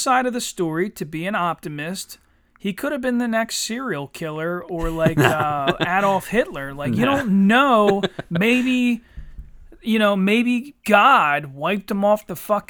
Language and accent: English; United States